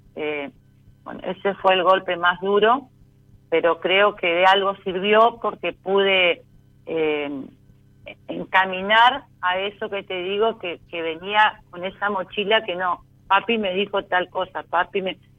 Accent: Concordia, Entre Ríos, Argentina; De Concordia, Entre Ríos

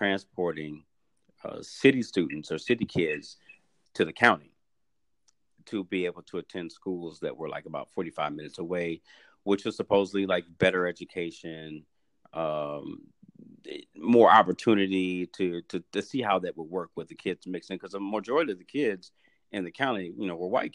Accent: St. Louis, Missouri, United States; now in Dallas, United States; I was born and raised in St. Louis, Missouri

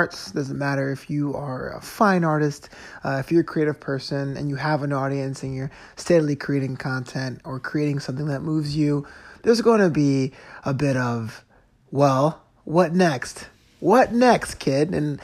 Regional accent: East Coast, United States; now in Los Angeles, United States; I grew up on the East Coast

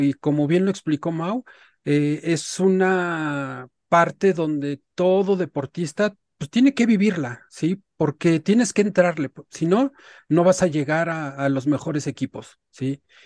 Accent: Mexico; como mexicanos

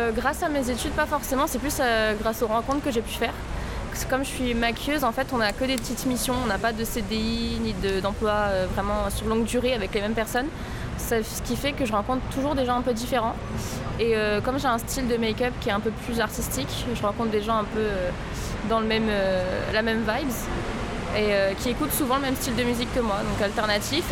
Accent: France; je suis française des deux côtés

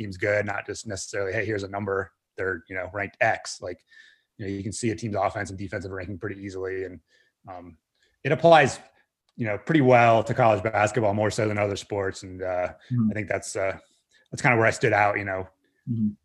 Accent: Northern Virginia, United States; born or raised there

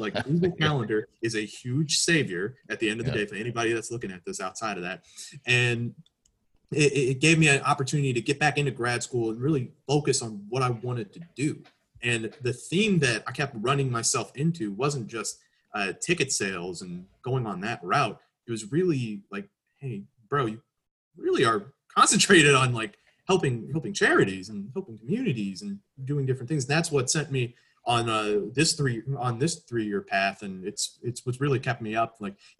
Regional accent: Chicago, Illinois, United States; I've gone to games with my father, obviously being a Chicagoan my entire life.

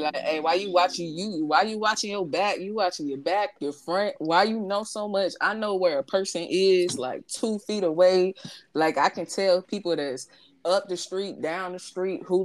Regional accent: St. Louis, Missouri, United States; moved away; I'm from St. Louis

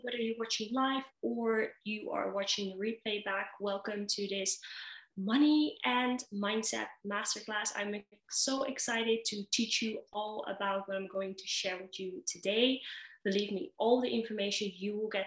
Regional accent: Netherlands; moved away as an adult; also born or lived in Dubai; now in Kuwait; I am originally from the Netherlands

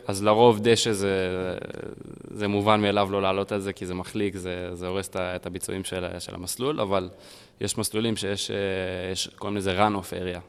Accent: United States; moved away; also born or lived in Israel; גרתי פעם בארצות הברית, גדלתי בארצות הברית

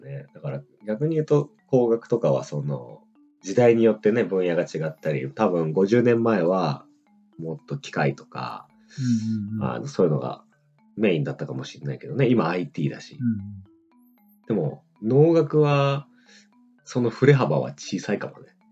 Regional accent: Greater Tokyo Area, Japan; 首都圏の高校出身

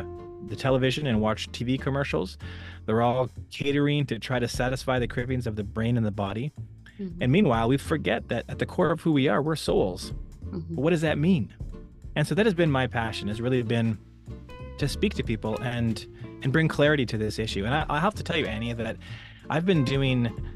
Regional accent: Western Canada, Canada; moved away as an adult; also born or lived in Alberta / British Columbia; now in Mountain View, United States; So I'm originally from Canada, born and raised. In the western part of Canada, the provinces of both Alberta and British Columbia.

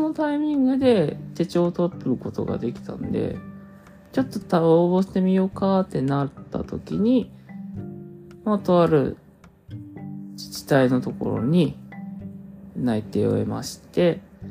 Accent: Hokkaido, Japan; 北海道出身です

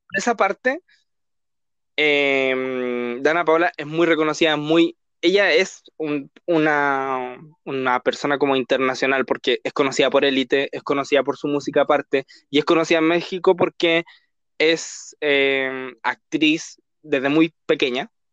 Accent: Chile; somos de Chile

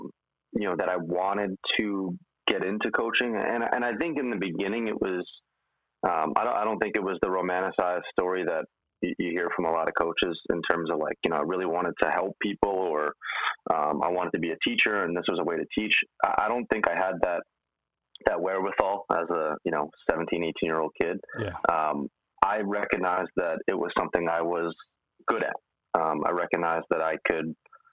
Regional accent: New York City, New York, United States; I'm from Manhattan

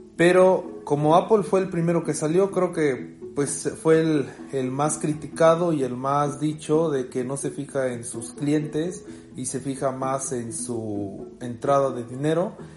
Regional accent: Mexico; soy de México

